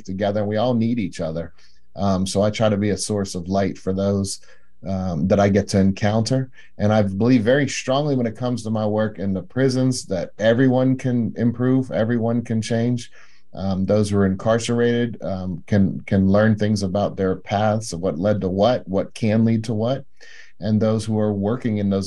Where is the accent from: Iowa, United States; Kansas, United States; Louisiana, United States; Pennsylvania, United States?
Pennsylvania, United States; moved away as an adult; also born or lived in South Lake Tahoe, California; I moved back to my home state of Pennsylvania.